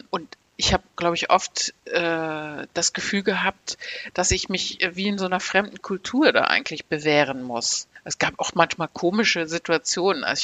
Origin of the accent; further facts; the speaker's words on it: Aachen, North Rhine-Westphalia, Germany; born there; Ich bin in Aachen geboren und das Motto der Stadt Aachen in den 70er Jahren, wo ich geboren wurde, war sprudelnde Vielfalt.